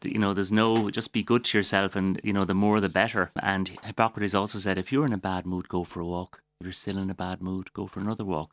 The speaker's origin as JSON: {"language": "English", "town": "Waterford", "region": "Munster", "country": "Ireland", "said": "I'm from Waterford. I'm very proud of the place I come from"}